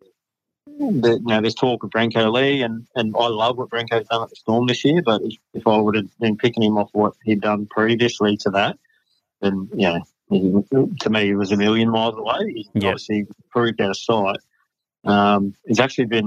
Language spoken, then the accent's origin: English; Queensland, Australia; as a Queenslander